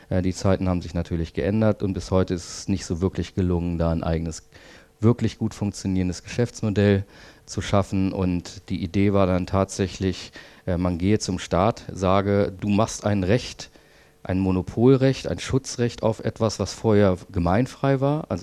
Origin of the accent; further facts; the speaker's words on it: Berlin, Germany; Ich komme aus Berlin und ähm, habe dort vor vielen Jahren, sieben mittlerweile, glaube ich, diese Initiative gegründet